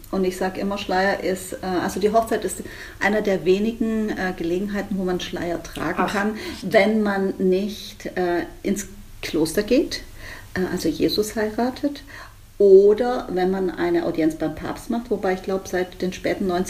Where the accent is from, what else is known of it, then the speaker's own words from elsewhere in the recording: Spain; ich glaube, als Spanierin darf man also gepflegte Mantilla tragen. Das ist bei uns jetzt weniger verbreitet im Alltag